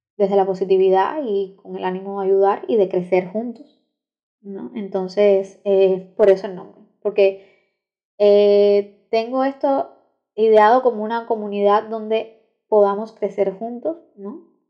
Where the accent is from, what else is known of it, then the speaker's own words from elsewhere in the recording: Cuba; soy cubana, soy estudiante de Derecho en la Universidad de La Habana, aquí en Cuba